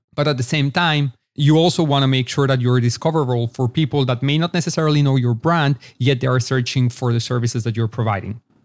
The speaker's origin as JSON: {"language": "English", "region": "Mexico City", "country": "Mexico", "tie": "born or raised there", "also_born_or_lived": "Israel / Los Angeles, United States", "moved": "yes", "lives_now": "Austin, United States", "said": "born and raised in Mexico City to an Israeli family, as a matter of fact. So I grew up between both Israel and Mexico"}